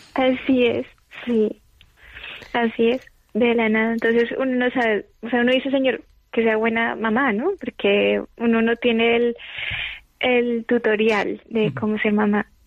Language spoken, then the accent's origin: Spanish; Colombia; now in Madrid, Spain; yo soy de Colombia